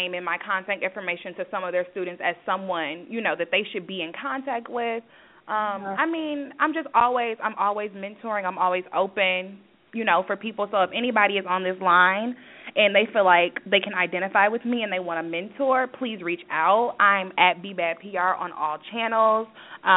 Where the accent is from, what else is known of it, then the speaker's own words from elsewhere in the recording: Saginaw, Michigan, United States; moved away as an adult; now in Chicago, United States; my hometown of Saginaw, Michigan